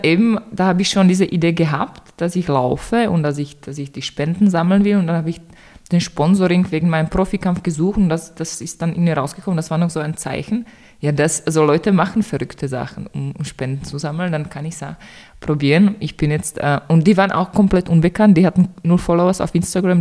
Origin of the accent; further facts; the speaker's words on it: Czechia; German is a second language; moved away as an adult; now in Vienna, Austria; ich komme ursprünglich aus Tschechien. Ich bin 2015 nach Wien gezogen, eigentlich nur für ein Semester Germanistik und seitdem bin ich hier